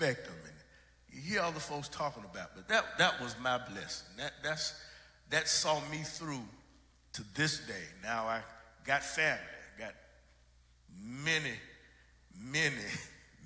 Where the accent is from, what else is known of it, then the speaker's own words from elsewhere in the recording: St. Paul, Minnesota, United States; I was raised in St. Paul and as an only child